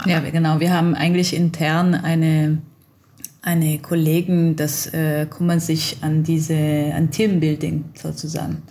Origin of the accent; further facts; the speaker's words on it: Italy; German is a second language; moved away as an adult; now in Germany; ich bin Italienerin und kam ich eigentlich in Deutschland ein Jahr davor, könnte ich Deutsch ein bisschen reden